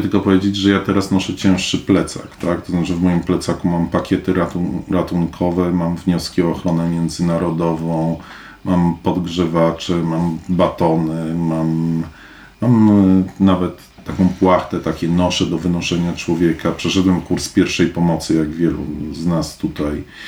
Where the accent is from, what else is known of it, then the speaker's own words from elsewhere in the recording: Poland; wychowałem się w czasach, kiedy, kiedy z Polski ludzie też uciekali z tych powodów. W latach osiemdziesiątych nie leciały nam bomby na głowy, a uciekaliśmy z Polski